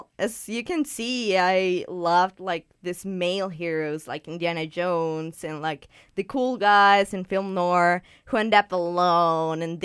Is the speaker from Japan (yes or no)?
no; Peru; now in Vancouver, Canada; I'm from Peru